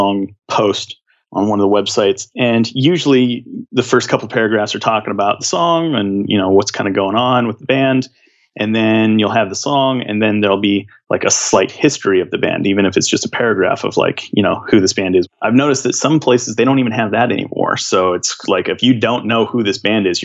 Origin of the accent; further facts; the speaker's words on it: Seattle, Washington, United States; I'm from the Seattle area, and I was a big alt kid, so we had 107.7